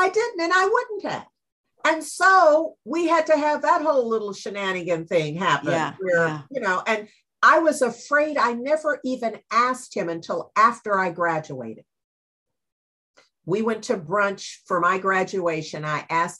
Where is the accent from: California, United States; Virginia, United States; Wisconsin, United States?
California, United States; Berkeley; I was raised in Berkeley